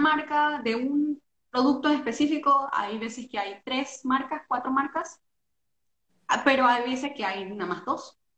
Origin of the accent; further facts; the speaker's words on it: Panama; moved away as an adult; now in Norway; nosotros que somos panameños, somos creo que los únicos panameños